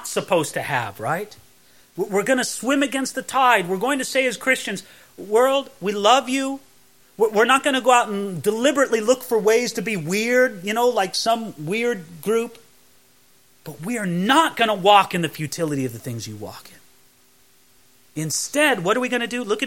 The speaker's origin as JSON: {"language": "English", "region": "California", "country": "United States", "tie": "born or raised there", "said": "growing up in California"}